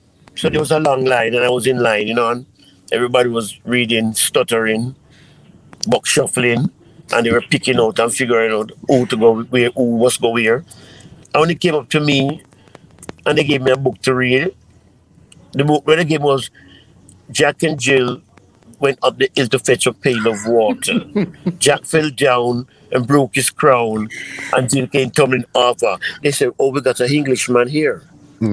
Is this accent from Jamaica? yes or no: yes; Kingston, Jamaica; born there; Well, you know, I was born in Kingston, Jamaica. And I born 1958